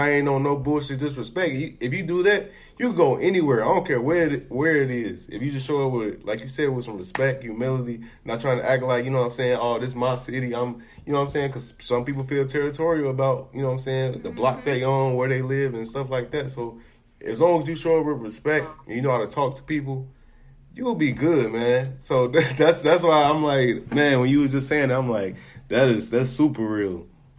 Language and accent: English; Chicago, Illinois, United States; I'm from Chicago, so being in bad areas is something that's not foreign to me.